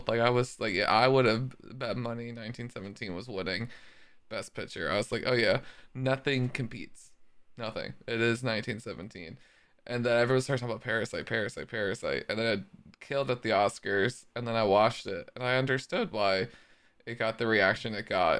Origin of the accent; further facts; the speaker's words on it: United States; I'm American